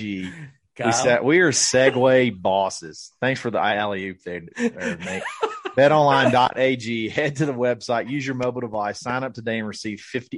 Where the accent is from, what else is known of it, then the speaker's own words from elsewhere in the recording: United States; I'm American